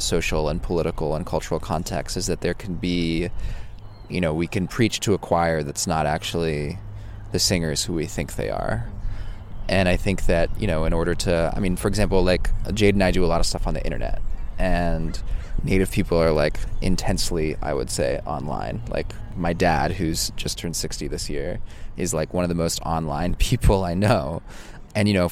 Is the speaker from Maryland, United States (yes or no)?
no; Oakland, California, United States; I grew up in Oakland.